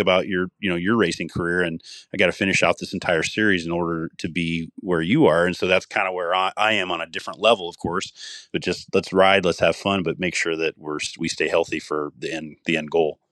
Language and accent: English; Iowa, United States; moved away as an adult; also born or lived in Colorado; my home state of Iowa